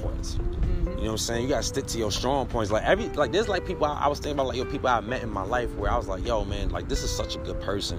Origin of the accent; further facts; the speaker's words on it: New York City, New York, United States; I'm from the BX myself